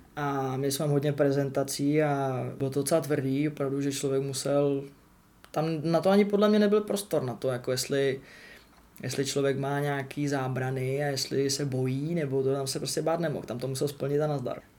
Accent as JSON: {"language": "Czech", "country": "Czechia", "first_language": "Czech", "moved": "as an adult", "lives_now": "England", "said": "jsem Čech"}